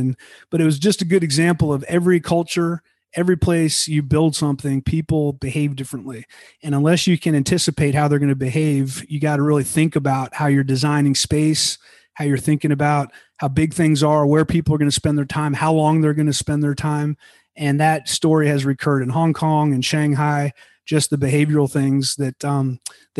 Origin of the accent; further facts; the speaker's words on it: United States; also born or lived in France; as an American